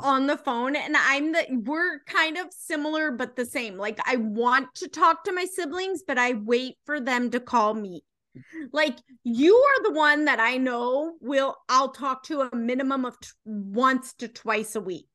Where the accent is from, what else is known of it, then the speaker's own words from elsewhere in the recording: United States; We're American